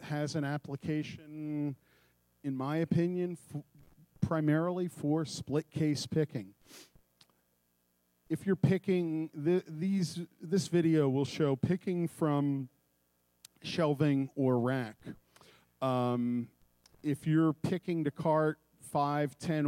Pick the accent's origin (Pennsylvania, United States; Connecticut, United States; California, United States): Pennsylvania, United States; Philadelphia; I'm from Philadelphia